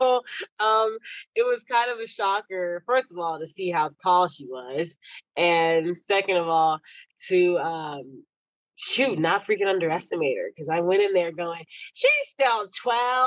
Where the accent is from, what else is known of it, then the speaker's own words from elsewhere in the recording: Texas, United States; I grew up in Texas